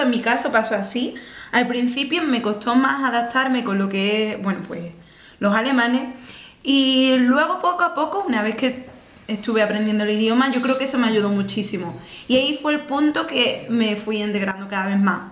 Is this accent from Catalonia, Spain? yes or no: no; Fuente del Maestre, Extremadura, Spain; moved away as an adult; yo hace seis años que me fui de España natal, que me fui de Extremadura